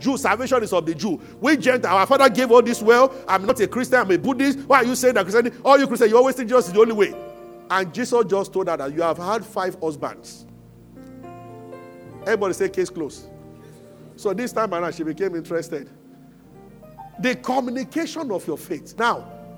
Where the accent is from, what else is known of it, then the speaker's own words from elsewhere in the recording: Abeokuta, Ogun State, Nigeria; moved away as an adult; also born or lived in Lagos; I grew up in Abeokuta